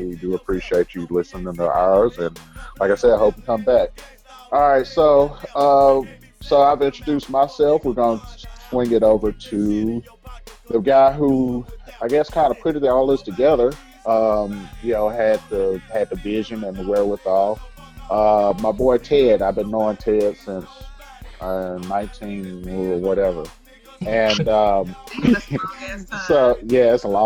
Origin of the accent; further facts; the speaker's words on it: Memphis, Tennessee, United States; moved away as an adult; now in Houston, United States; We're all from Memphis. I live in Houston now, but we all are from Memphis. We all went to the same high school